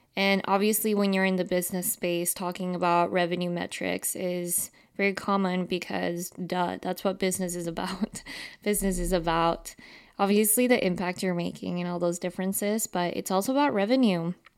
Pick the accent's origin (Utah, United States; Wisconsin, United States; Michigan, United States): Utah, United States; growing up in Utah